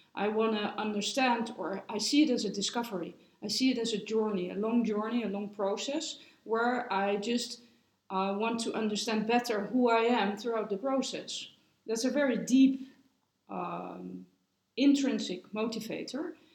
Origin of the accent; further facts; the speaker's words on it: Netherlands; now in Switzerland; I'm from the Netherlands